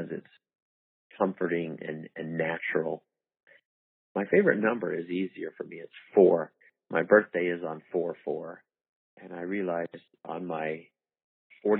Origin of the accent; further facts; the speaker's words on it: Mesa, Arizona, United States; moved away as an adult; also born or lived in Utah / Germany / South Carolina / Ohio; born and raised in Mesa, Arizona